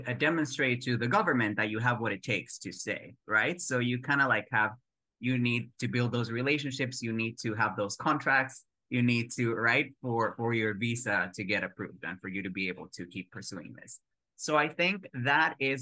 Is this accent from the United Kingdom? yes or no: no; Mexico; moved away as an adult; now in New York City, United States; being a Mexican moving to the United States